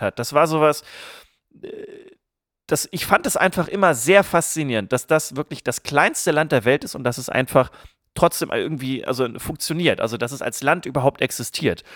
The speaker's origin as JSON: {"language": "German", "area": "area near Barbecke", "region": "Lower Saxony", "country": "Germany", "tie": "born or raised there", "said": "Barbecke ist ein Nachbardorf aus meiner Heimat"}